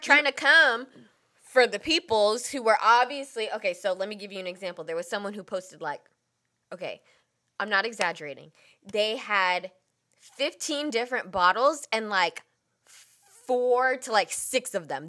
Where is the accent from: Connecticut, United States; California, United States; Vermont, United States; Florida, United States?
California, United States; Bay Area; we are from the Bay Area